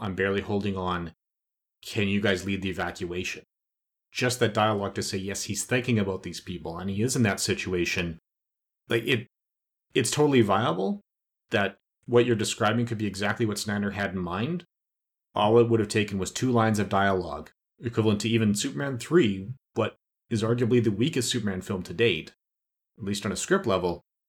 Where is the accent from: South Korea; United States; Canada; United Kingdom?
Canada; as a Canadian